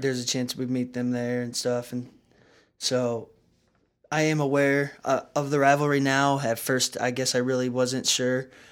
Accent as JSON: {"language": "English", "town": "Canton", "country": "United States", "tie": "born or raised there", "said": "growing up in Canton, we got to play Navukalusan High School"}